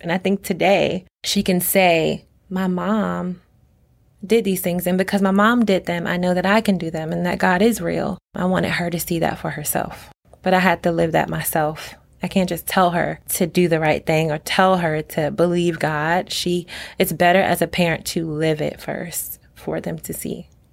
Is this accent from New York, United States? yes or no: no; Norfolk, Virginia, United States; I was born and raised in Norfolk, Virginia.